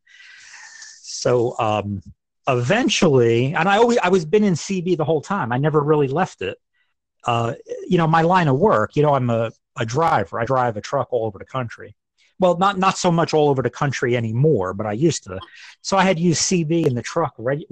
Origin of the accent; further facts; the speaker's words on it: New Jersey, United States; moved away as an adult; now in Evansville, United States; I live in Evansville, Indiana. I've lived here for about 10 years now, but I'm originally from New Jersey